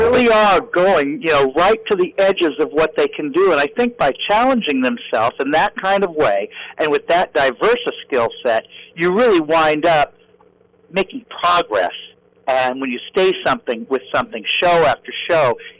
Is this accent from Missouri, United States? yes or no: yes; Kansas City, Missouri, United States; I grew up in Kansas City, Missouri